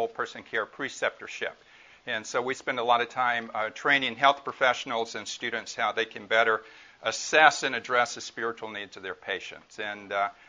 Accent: Mississippi, United States; now in California, United States; I'm originally from Mississippi

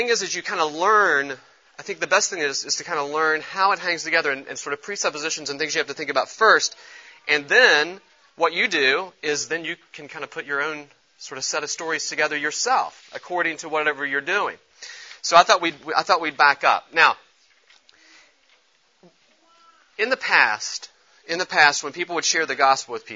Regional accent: Charleston, West Virginia, United States; I grew up in Charleston, West Virginia

